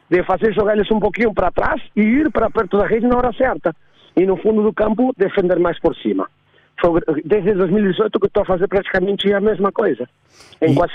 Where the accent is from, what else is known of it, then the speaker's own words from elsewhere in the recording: Argentina; eu nasci na Argentina, com, com joguei ténis na Argentina até meus 16 anos